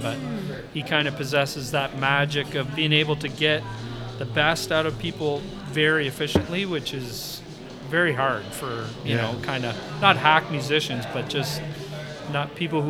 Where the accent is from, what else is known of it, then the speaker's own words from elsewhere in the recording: Guelph, Ontario, Canada; I grew up in the Guelph area, and Guelph was very happening